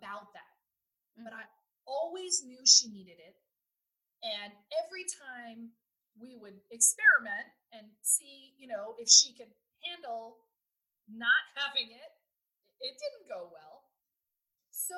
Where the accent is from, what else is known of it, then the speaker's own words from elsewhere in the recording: United States; now in Netherlands; as an American